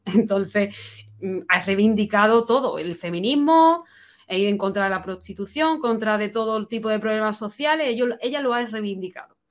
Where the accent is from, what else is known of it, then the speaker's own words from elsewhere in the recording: Spain; also born or lived in London; me sentía decepcionada con mi país porque no me daba oportunidades